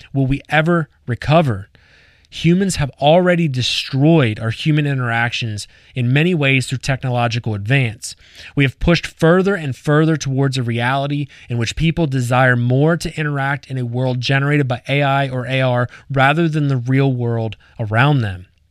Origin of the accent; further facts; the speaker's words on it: Lancaster County, Pennsylvania, United States; I grew up in Lancaster County, Pennsylvania